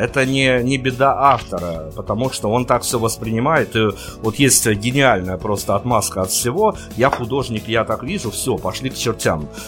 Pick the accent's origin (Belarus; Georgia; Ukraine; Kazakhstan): Belarus; кроме нас, кроме белорусов